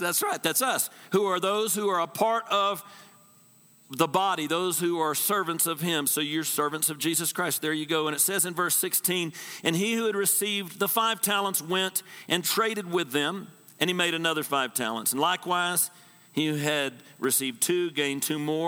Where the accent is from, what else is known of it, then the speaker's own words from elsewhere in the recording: Texas, United States; I'm from Texas.